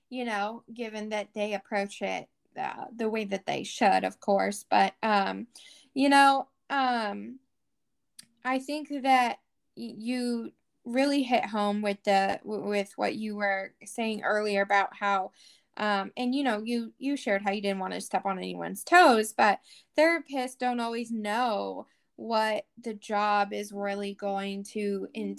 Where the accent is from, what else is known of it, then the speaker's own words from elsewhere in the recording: Washington, United States; You know, I'm from Washington, you know, you're in California.